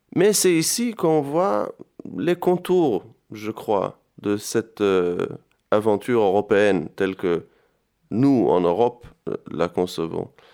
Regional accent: Jerusalem, Jerusalem District, Israel; moved away as an adult; also born or lived in France; now in Istanbul, Turkey; Je viens de Jérusalem, je suis originaire de Jérusalem

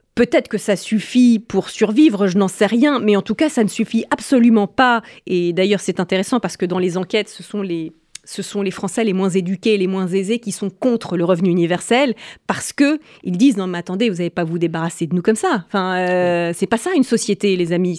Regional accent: France; en tant que Française

